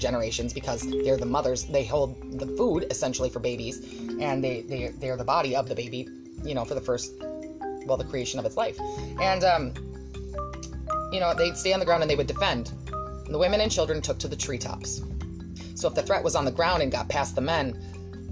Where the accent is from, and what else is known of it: United States